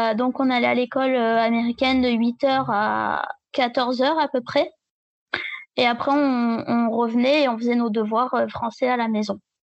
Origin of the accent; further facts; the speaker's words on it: a small village in the south of France, southern France, France; je viens d'un petit village dans le sud de la France.